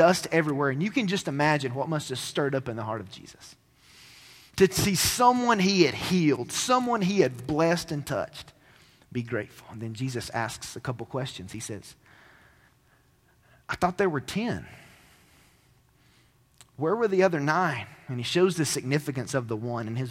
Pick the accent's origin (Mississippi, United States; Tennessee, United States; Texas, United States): Tennessee, United States; Cleveland; The town that I grew up in Cleveland, Tennessee, was a place that all of my family and my extended family lived